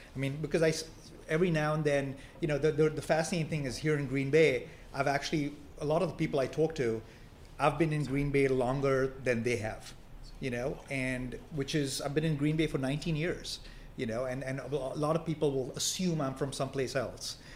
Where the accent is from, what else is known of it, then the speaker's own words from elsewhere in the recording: Mumbai, Maharashtra, India; now in United States; I was born in Bombay, but I'm an American citizen